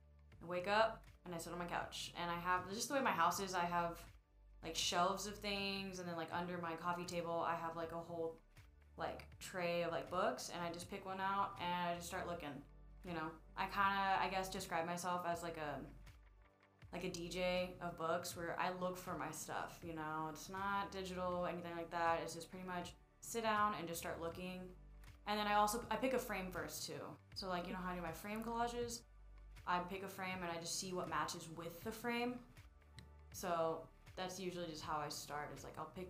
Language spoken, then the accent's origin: English; Friendswood, Texas, United States; moved away as an adult; also born or lived in Houston, Texas; now in San Antonio, United States; I am originally from Houston. Well, like a little town called Friendswood